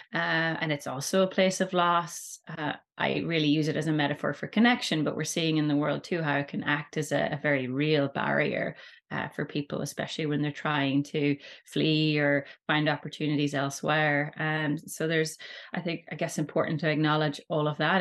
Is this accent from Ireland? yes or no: yes; Rossnowlagh, Ulster, Ireland; we grew up in Rusnawdda, myself and my sister, uh, so it's a really great beach in Donegal